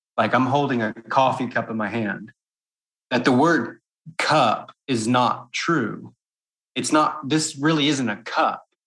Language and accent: English; Texas, United States; moved away as an adult; also born or lived in South Korea / France; now in Taiwan; I'm, I'm originally from Texas